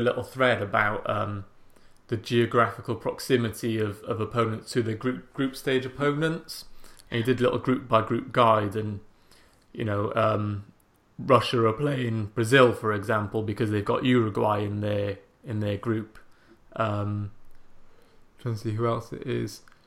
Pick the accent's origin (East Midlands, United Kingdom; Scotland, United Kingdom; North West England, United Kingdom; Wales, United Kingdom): Wales, United Kingdom; Welsh; now in England; I'm Welsh, um, but I live in England